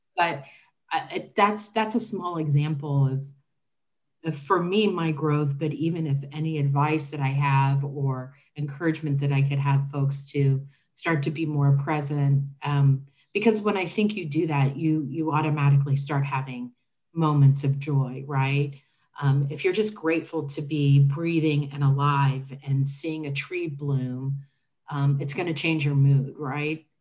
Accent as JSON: {"language": "English", "town": "Indianapolis", "region": "Indiana", "country": "United States", "tie": "born or raised there", "said": "I am a lifelong resident of Indianapolis. I grew up in Marion County"}